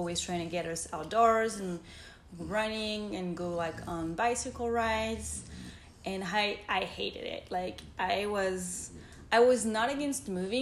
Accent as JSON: {"language": "English", "country": "France", "tie": "born or raised there", "moved": "as an adult", "lives_now": "United States", "said": "I grew up and I was raised in France. So I'm fully French."}